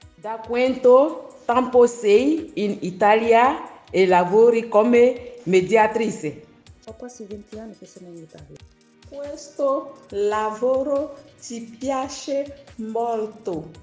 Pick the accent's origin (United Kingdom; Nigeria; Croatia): Nigeria; Abakaliki, Ebonyi; Italian is a second language; moved away as an adult; now in Italy; Io vengo da Ebonistetti, nel comune di Abacalichi, in Isi.